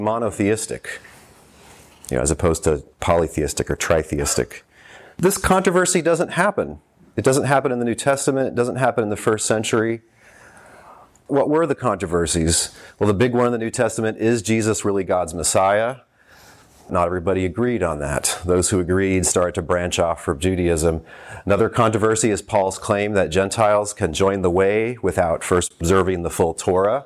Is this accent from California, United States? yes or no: no; Texas, United States; I grew up in Texas